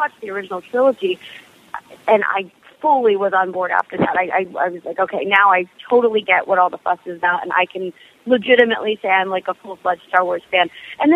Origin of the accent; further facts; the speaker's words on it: Arlington, Texas, United States; also born or lived in Italy / Singapore; I'm from Dallas, Fort Worth. I was born and raised in Arlington, Texas.